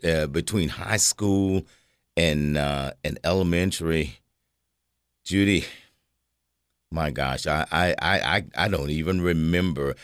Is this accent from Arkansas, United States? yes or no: no; Cookeville, Tennessee, United States; I was born here in Cookville, grew up in Cookville, uh, spent basically all my life in Cookville